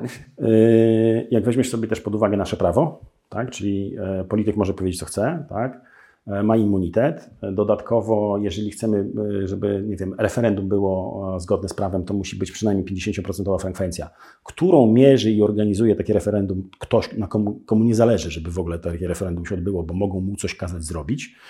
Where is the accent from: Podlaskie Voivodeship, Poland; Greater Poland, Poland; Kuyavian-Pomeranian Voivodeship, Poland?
Podlaskie Voivodeship, Poland; Białystok; Ja jestem z Białego Stoku